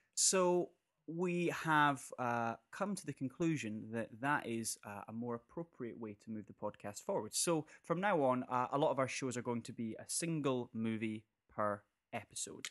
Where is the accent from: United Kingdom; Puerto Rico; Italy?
United Kingdom; North Berwick, Scotland; I'm from North Berwick and I know a lot of people from North Berwick.